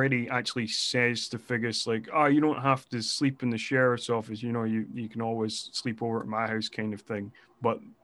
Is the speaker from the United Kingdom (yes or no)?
yes; Scotland, United Kingdom; being Scottish